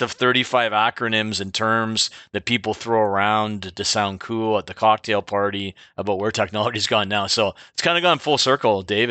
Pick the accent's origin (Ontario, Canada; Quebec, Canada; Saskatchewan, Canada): Ontario, Canada; Clinton; I grew up in Clinton. I was born here.